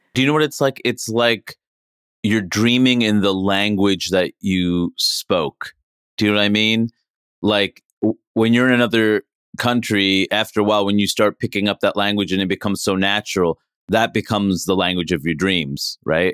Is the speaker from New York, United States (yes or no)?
yes; New York City, New York, United States; moved away; also born or lived in Maine / Seattle; I grew up in Queens, New York